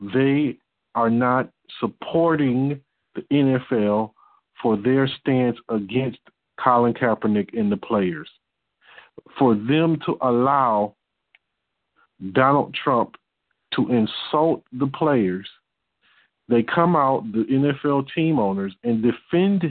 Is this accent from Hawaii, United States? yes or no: no; Detroit, Michigan, United States; I'm from Detroit